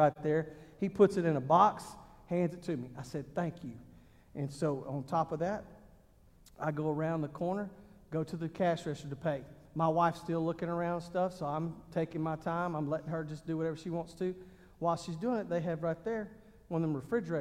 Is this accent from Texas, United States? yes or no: yes; Texas, United States; moved away; also born or lived in Ohio; I'm from Texas